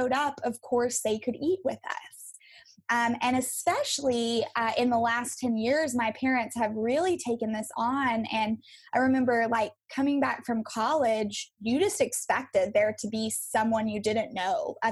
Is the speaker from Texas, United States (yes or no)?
yes; West Texas, United States; I grew up in West Texas, out in the desert and the oil field